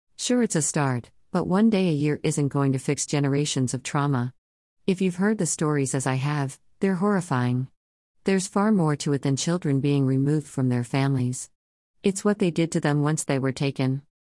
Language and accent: English; Canada; As a Canadian